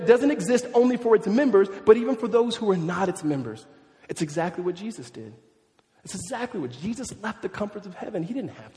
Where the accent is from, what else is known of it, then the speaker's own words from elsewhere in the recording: California, United States; now in Tempe, United States; I grew up in California